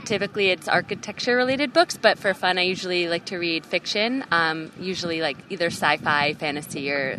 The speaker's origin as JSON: {"language": "English", "region": "New Jersey", "country": "United States", "moved": "yes", "said": "I'm originally from New Jersey."}